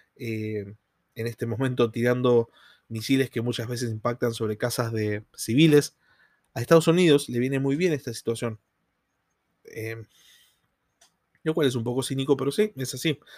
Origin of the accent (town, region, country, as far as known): Argentina